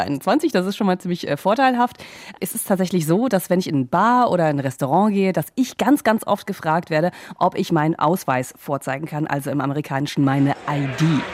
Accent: Germany; now in United States; Deutschland vergleiche, ähm, auch wo ich aufgewachsen bin

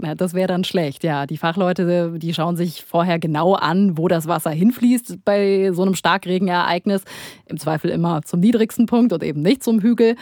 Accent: Germany; bei uns in Deutschland

